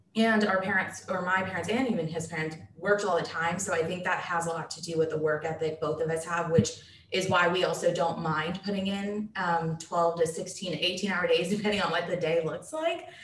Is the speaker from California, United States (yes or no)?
no; Dallas, Texas, United States; am born and raised in Dallas, Texas